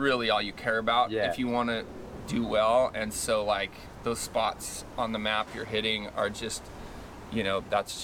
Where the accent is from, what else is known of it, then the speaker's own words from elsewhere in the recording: Ojai, California, United States; We grew up in Ojai